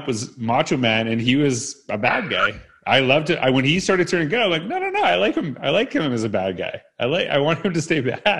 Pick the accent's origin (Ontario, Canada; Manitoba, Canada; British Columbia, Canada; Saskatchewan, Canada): Saskatchewan, Canada; Humboldt; So I grew up in Humboldt, Saskatchewan.